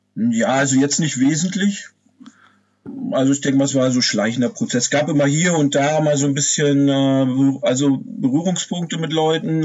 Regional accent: Pomerania, Usedom, Mecklenburg-Vorpommern, Germany; also born or lived in Wolgast area; ich komme ja hier, wie du schon erwähnt hast, aus dem Nordosten von Deutschland, also genau gesagt aus Pommern

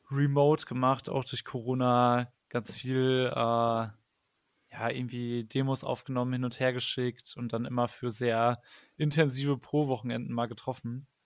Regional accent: Paderborn, North Rhine-Westphalia, Germany; now in Cologne, Germany; Ich komme nämlich eigentlich auch aus Paderborn gebürtig, aber wohne schon seit zehn Jahren in Köln.

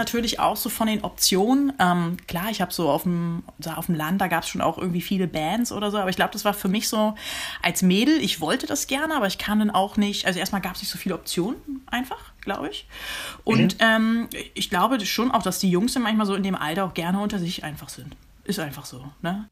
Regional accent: Uelzen, Lower Saxony, Germany; moved away; also born or lived in Wendland / Hannover / Groningen / Los Angeles; Ich bin in Uelzen geboren und in der Nähe von Uelzen groß geworden

